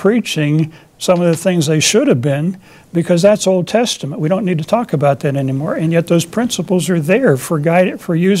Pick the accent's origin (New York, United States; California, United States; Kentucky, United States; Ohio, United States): Ohio, United States; I grew up in Ohio near Youngstown, Cleveland, Pittsburgh, Akron